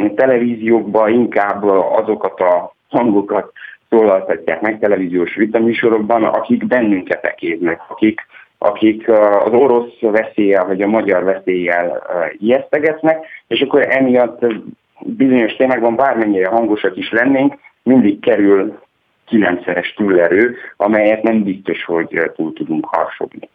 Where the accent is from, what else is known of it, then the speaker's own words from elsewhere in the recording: Transylvanian Hungarian, Romania; én erdélyi magyarként